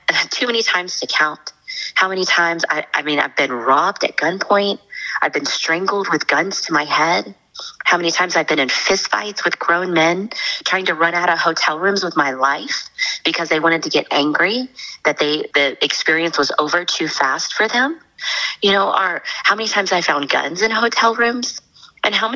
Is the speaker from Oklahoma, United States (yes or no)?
no; Dallas, Texas, United States; I'm from Dallas, Texas. I grew up in a very typical American family.